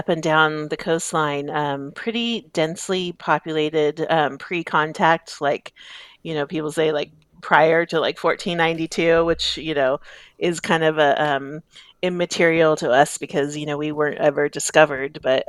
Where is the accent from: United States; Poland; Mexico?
United States; Avila Beach, California; I was raised in Avila, so there's a few of us around that can say they were raised in Avila and Shell Beach. I went to school at Shell Beach Elementary School, so I grew up and was a beach baby.